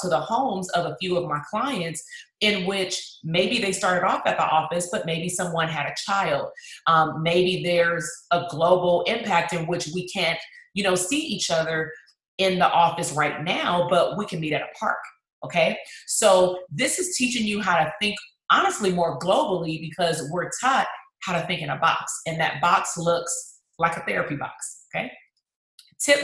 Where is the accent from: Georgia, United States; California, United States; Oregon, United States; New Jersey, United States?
California, United States; Compton; my hometown, that's Compton.